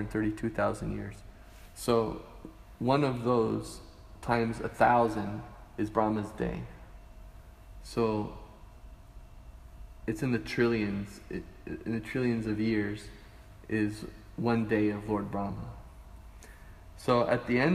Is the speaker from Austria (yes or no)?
no; Canada; now in Hawaii, United States; I grew up in Canada, and I went to Hawaii, and I moved to Hawaii